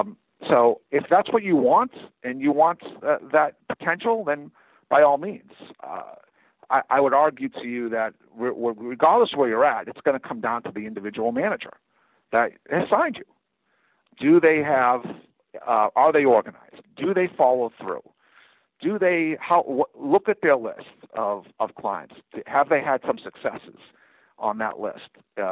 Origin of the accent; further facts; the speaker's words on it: Northeast, United States; You know, I'm from the Northeast. I'm going to connect with certain people, you know, and sometimes because I'm from the Northeast, I won't connect with certain people.